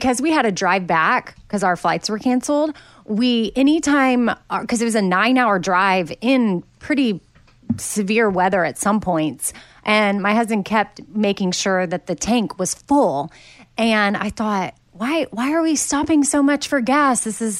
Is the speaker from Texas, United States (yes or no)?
yes; Texas, United States; you know, I grew up in Texas. There was not always severe weather, which is why what's happening there right now is so crazy in Austin.